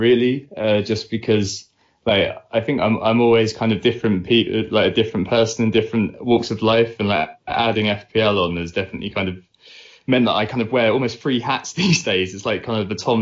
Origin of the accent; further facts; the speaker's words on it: Essex, East of England, United Kingdom; moved away as an adult; also born or lived in Netherlands / Bristol; now in London, United Kingdom; I'm from Essex originally. Me and Nick both went to the same secondary school together